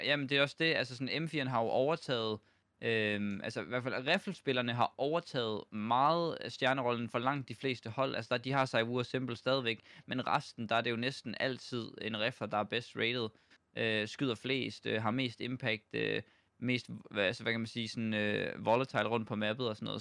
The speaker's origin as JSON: {"language": "Danish", "country": "Denmark", "said": "når vi er danskere"}